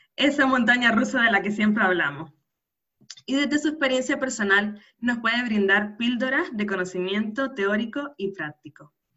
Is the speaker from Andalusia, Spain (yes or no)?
no; Canary Islands, Spain; nacida en Canarias